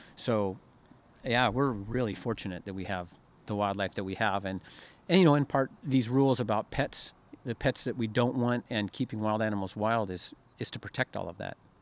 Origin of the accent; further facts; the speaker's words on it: Oregon, United States; I grew up in Oregon